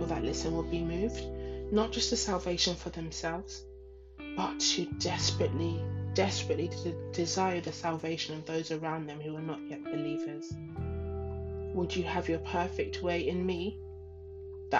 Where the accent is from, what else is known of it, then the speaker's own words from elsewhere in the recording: London, United Kingdom; also born or lived in Ghana; in London, where I am based, where I live, where I was born